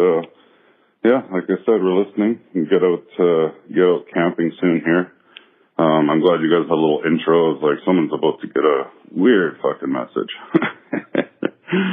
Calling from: Sydney, New South Wales, Australia; also born or lived in Canada; This is …, and I live in Sydney, Australia. Wife and I moved down here from Canada 3 years ago.

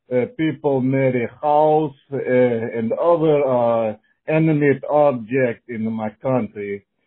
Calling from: Kazakhstan; English is a second language; I call because I hear a message about my home country, Kazakhstan

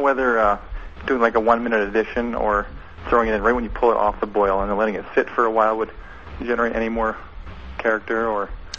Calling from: Edmonton, Alberta, Canada; From Edmonton, Alberta, Canada.

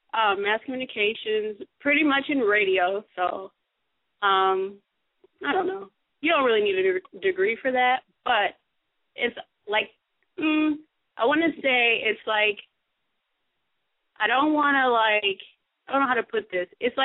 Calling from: Minnesota, United States; I'm from Minnesota.

